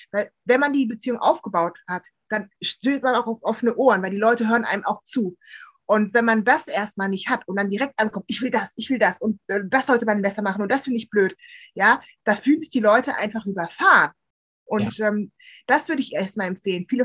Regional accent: Bonn, North Rhine-Westphalia, Germany; Also ich bin ja im Bonner Umfeld aufgewachsen und da ist ja Karneval ganz groß.

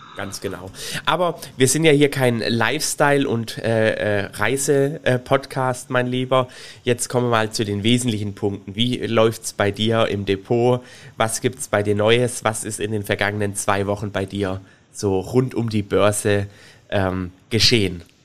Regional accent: Swabia, Germany; ich bin ja Schwabe

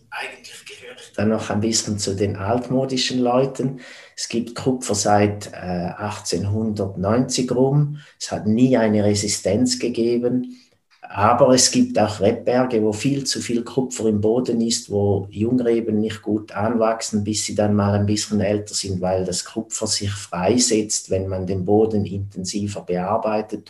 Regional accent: neighbouring village of Stammheim, Zurich, Switzerland; geboren wurde ich im Nachbardorf als Bauernsohn

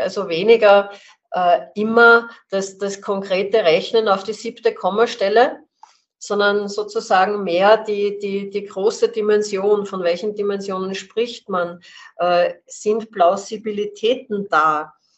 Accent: Salzburg, Austria; ich bin in Salzburg aufgewachsen

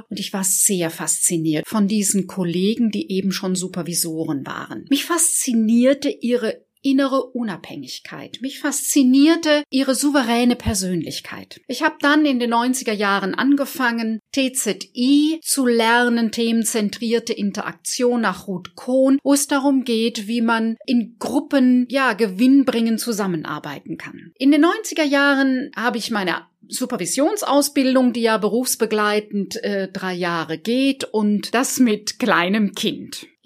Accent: Baden-Württemberg, Germany; Ich selber komme aus einer starken Familie, aufgewachsen im Badischen, in einem Dorf südlich von Karlsruhe und ich habe noch drei jüngere Geschwister.

